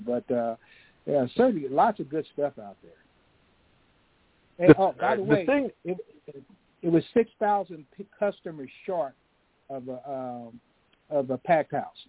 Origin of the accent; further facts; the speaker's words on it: Kansas City, Kansas, United States; my hometown, which is a lot smaller, Kansas City, Kansas, right across the river.